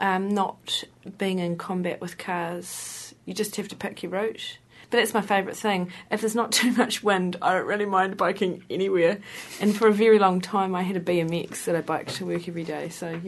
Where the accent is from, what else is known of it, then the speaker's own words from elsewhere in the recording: Hastings, South East England, United Kingdom; I grew up in Hastings, and Hastings is flat.